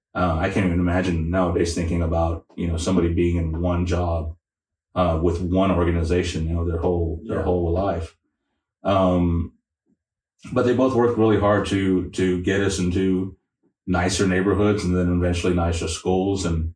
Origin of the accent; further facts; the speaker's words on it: San Antonio, Texas, United States; moved away as an adult; now in Oklahoma, United States; I'm a transplant from San Antonio, so I bring some of those experiences and backgrounds to Oklahoma, but Oklahoma is my home now.